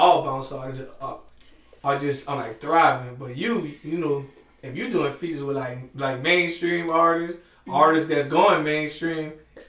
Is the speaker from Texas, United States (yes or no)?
no; New Orleans, Louisiana, United States; also born or lived in Marrero, Louisiana; I'm from Algiers to Marrero. I was born in Algiers.